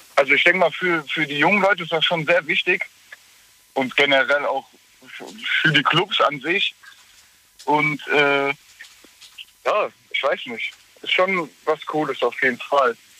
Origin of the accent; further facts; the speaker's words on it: Waldbreitbach, Rhineland-Palatinate, Germany; ich komme aus Waldbreitbach.